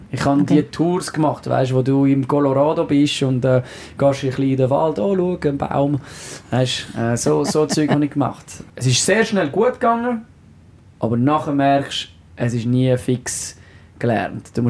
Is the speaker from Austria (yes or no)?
no; Switzerland; accent: French; first language French; German is a second language; Französisch ist meine Muttersprache, äh, Schweizerdeutsch, so also Deutsch mit dem französischen Akzent.